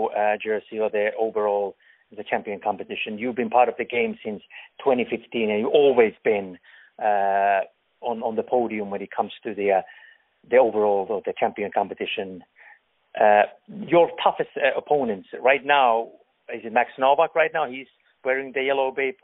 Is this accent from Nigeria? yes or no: no; Finland; I'm from Finland